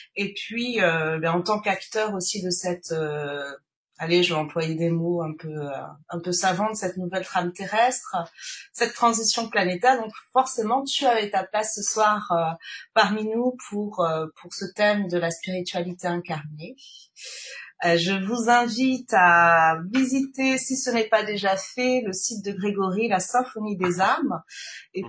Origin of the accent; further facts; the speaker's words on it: French Guiana; Guyane, d'ailleurs ma, ma terre natale